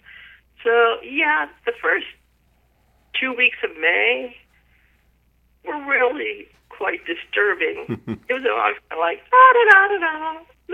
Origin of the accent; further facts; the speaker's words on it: Pittsburgh, Pennsylvania, United States; now in Big Island of Hawaii, United States; I grew up in an area that was very poor